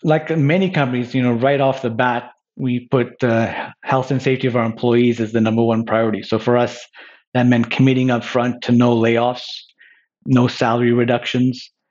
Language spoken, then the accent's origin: English; Montreal, Quebec, Canada; moved away as an adult; now in Toronto, Canada; I grew up in Montreal. I've lived in Toronto since graduating from university